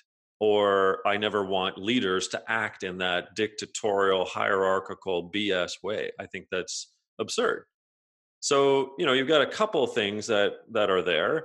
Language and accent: English; outside of Toronto, Ontario, Canada; I grew up outside of Toronto in Ontario